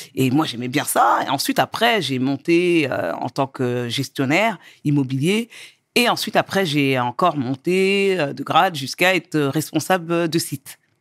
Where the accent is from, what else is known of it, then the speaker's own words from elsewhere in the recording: Angerville, Île-de-France, France; also born or lived in Mauritania (origin); now in Cergy, France; je suis née en France, euh, j'ai grandi dans le 91.